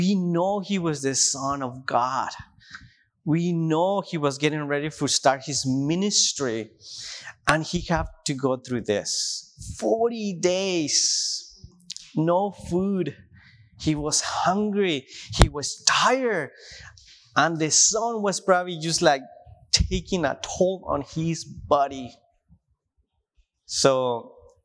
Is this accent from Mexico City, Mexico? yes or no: no; Tijuana, Baja California, Mexico; English is a second language; moved away as an adult; now in Washington, United States; I grew up in Tijuana, and it's a desert place